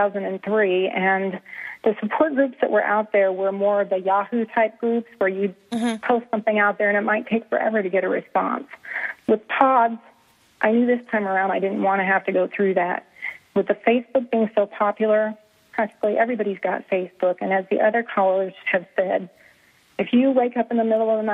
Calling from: Columbia, United States; I am calling from Columbia, Carolina.

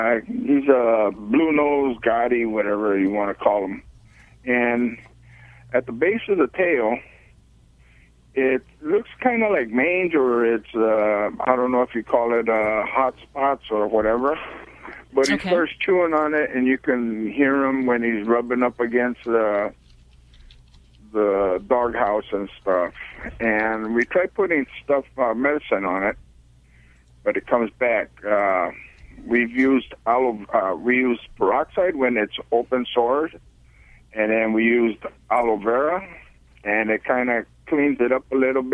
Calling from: Azusa, California, United States; Azusa, California.

